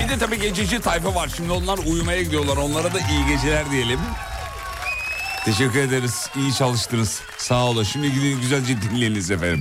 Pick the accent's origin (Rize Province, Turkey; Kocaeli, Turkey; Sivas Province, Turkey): Kocaeli, Turkey; Derince; Benim doğup büyüdüğüm yer.